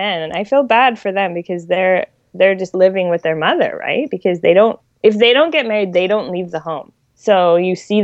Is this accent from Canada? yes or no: yes; Canada; also born or lived in Milan; being Canadian